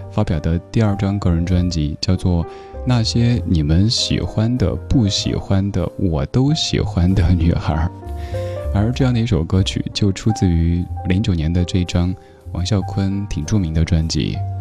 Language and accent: Chinese; Chengdu, Sichuan, China; now in Beijing, China; 就特别像我的家乡成都